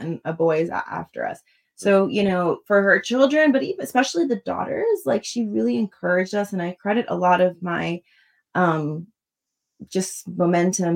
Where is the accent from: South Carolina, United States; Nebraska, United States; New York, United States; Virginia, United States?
New York, United States; Long Island; I was born in Long Island, New York to immigrant parents